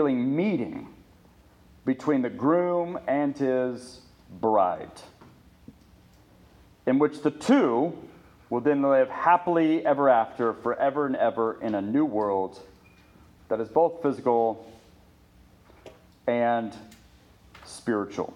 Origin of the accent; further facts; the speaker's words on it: Ponca City, Oklahoma, United States; we were growing up in Ponca City